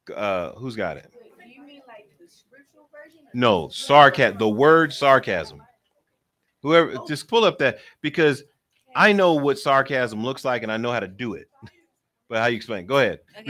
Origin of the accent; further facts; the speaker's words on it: Philadelphia, Pennsylvania, United States; I'm from Philly, and so everybody in Philly talks with their hands